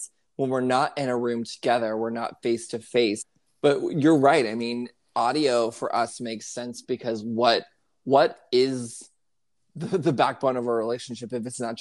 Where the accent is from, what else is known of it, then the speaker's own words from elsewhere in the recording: Houston, Texas, United States; Houston, which is my hometown